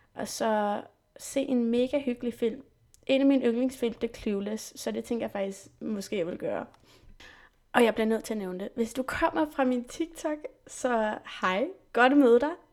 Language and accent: Danish; Saint-Germain-en-Laye, near Paris, Île-de-France, France; first language French and English; Danish is a second language; also born or lived in England / Slottenlund and Rungsted, Denmark; now in Denmark; Jeg er født i England og opvokset i Frankrig, i en by, der hedder Saint-Germain-les, som ligger cirka en halv time væk fra Paris